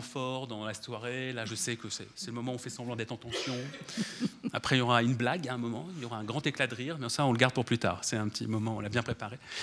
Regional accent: France; chez nous en France

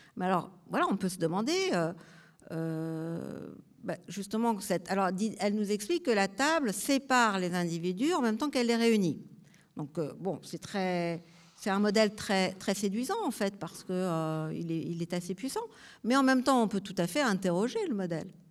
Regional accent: Marseille, Provence-Alpes-Côte d'Azur, France; je viens de Marseille, et à Marseille, on avait un immense marché

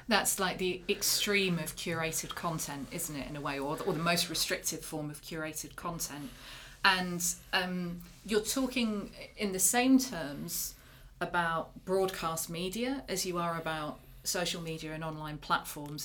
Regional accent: United Kingdom; as a Brit

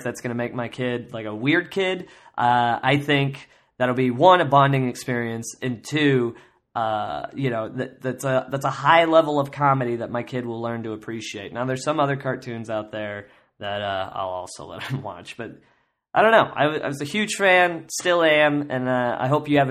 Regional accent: Kansas, United States; I grew up in Kansas

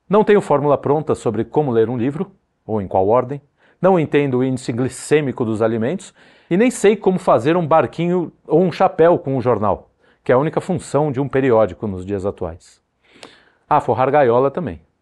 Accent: São Paulo, Brazil; Eu sou de São Paulo, então eu permito ao amigo transferir essa impressão à avenida barulhenta de sua preferência.

